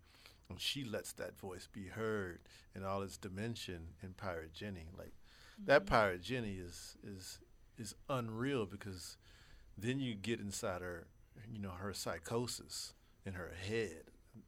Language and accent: English; Texas, United States; I'm Texan.